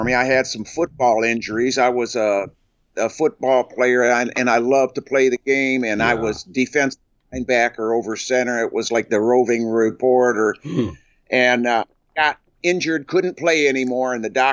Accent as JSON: {"language": "English", "town": "Flint", "region": "Michigan", "country": "United States", "tie": "born or raised there", "also_born_or_lived": "Onaway, Michigan", "said": "I was born in Flint, Michigan"}